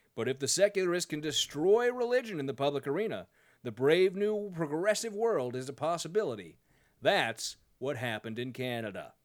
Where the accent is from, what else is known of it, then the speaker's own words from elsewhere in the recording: United States; as an American